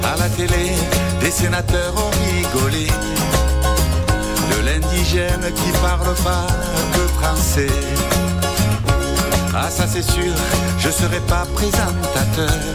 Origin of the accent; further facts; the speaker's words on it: Nice, Provence-Alpes-Côte d'Azur, France; Je viens de Nice Méditerranée